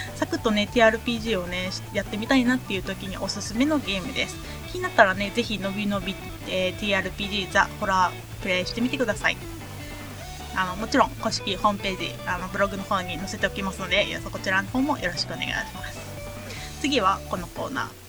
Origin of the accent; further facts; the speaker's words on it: Ehime, Japan; moved away; 私の 地元愛媛県